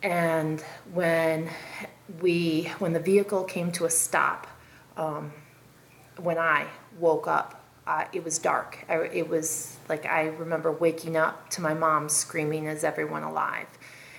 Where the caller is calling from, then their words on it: South Carolina, United States; I'm calling from South Carolina